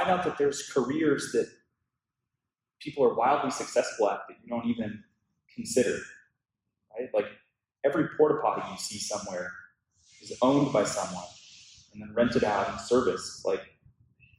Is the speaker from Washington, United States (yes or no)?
yes; Tacoma, Washington, United States; moved away as an adult; now in Los Angeles, United States; I grew up in Washington State in a town called Tacoma